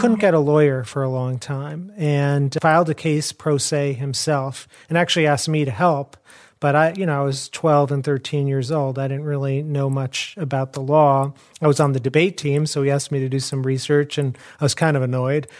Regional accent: Chicago, Illinois, United States; I grew up in Chicago.

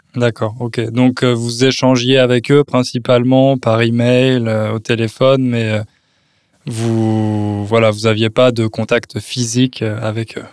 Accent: France; now in Poland; je suis français

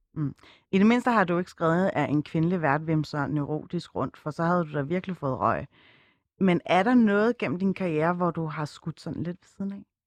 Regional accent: Copenhagen, Capital Region of Denmark, Denmark; hvor jeg kommer fra, og når det ikke er nok, at man svarer Østerbro

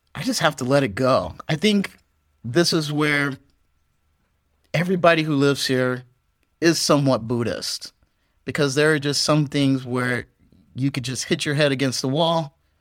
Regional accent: United States; now in Vietnam; as an American

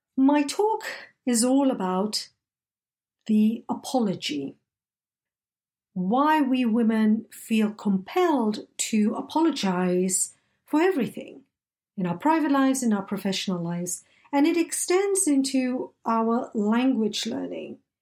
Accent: Malaysia; first language English; I grew up in Malaysia, where I was immersed in diverse languages such as Malay, Tamil, Mandarin, Cantonese, Italian, and of course, English, my first language.

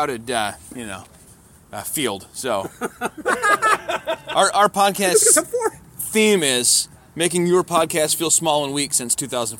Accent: Michigan, United States; I'm from Michigan

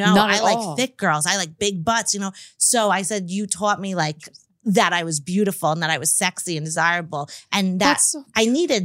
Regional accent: Long Island, New York, United States; I grew up in Long Island where everyone was a size zero.

